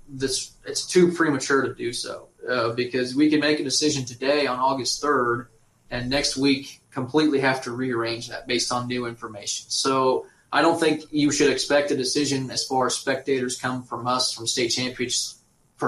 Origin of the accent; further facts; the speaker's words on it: St. George, Kansas, United States; I grew up in St. George, Kansas